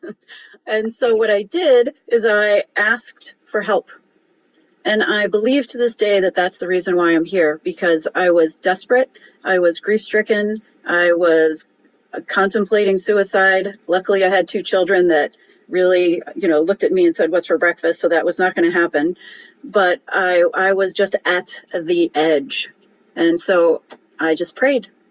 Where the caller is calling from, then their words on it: Cleveland, Ohio, United States; I'm calling in from Cleveland, Ohio